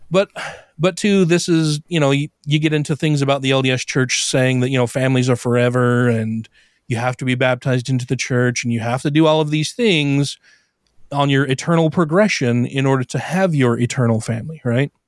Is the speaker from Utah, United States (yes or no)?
yes; Brigham City, Utah, United States; I grew up here in Utah. I was born in Brigham City, northern Utah